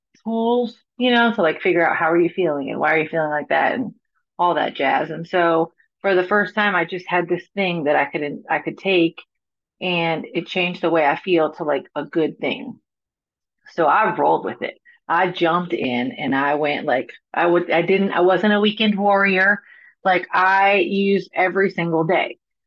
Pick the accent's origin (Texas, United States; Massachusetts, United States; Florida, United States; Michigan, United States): Florida, United States; now in Nashville, United States; So I'm from Florida, right? I live in Nashville, Tennessee now. And I'm from Florida, born and raised in Florida.